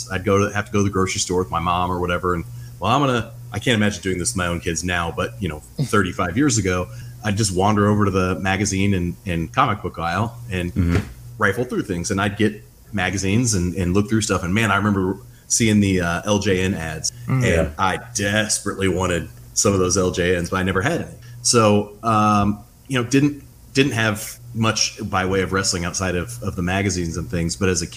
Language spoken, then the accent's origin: English; Southern Indiana, United States; moved away as an adult; now in Toledo, United States; I was born and raised in Southern Indiana.